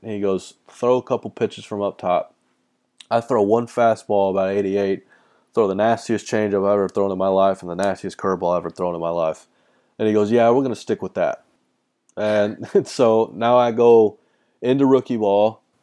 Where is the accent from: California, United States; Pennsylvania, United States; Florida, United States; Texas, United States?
Texas, United States; I'm from Texas.